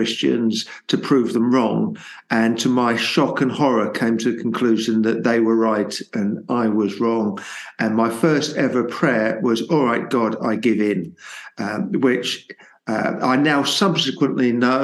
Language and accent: English; Luton, East of England, United Kingdom; So I'm born and bred in Luton and have certainly for two or three generations lived in Luton.